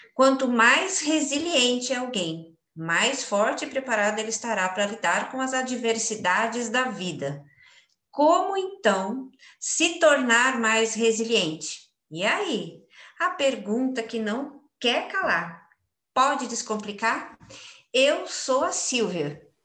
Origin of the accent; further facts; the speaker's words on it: Brazil; como uma boa brasileira